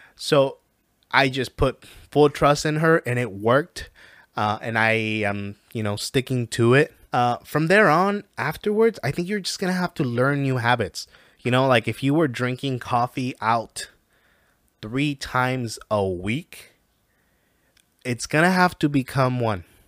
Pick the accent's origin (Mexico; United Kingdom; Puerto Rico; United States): Mexico; I am from Mexico.